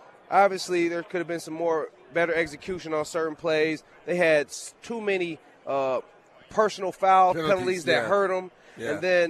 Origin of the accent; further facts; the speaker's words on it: Michigan, United States; also born or lived in New Jersey; I grew up in Michigan. I was born in New Jersey.